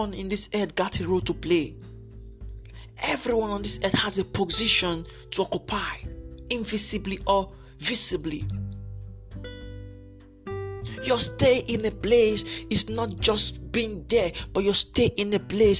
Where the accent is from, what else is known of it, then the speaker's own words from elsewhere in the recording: Nigeria; I'm from Nigeria.